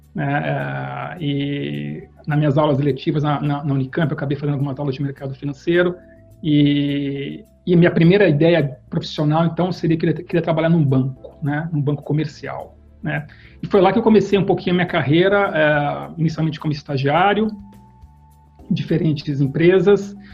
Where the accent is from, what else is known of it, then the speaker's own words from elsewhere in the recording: Campinas, São Paulo, Brazil; Eu fui criado numa família que tinha um negócio, um negócio comercial em Campinas, eu sou de Campinas